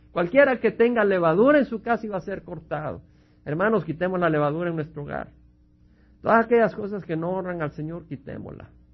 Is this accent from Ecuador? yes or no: no; El Salvador; now in United States; Su servidor viene del Salvador, donde hemos visto la guerra civil, la sangre y la destrucción que causó